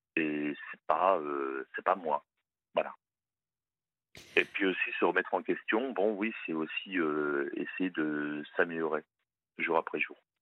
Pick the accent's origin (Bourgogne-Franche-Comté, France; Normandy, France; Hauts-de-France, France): Hauts-de-France, France; Je viens des Hauts-de-France